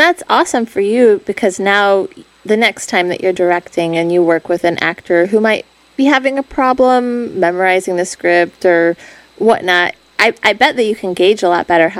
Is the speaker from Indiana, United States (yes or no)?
no; Chicago, Illinois, United States; moved away; I'm from Chicago.